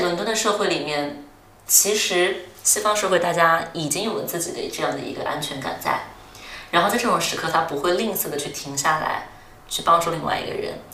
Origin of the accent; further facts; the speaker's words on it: Chongqing, China; moved away as an adult; also born or lived in Singapore / Durham, United Kingdom; now in London, United Kingdom; 我出生长在重庆，然后后来又去新加坡，其实一直都是过着非常城市化的生活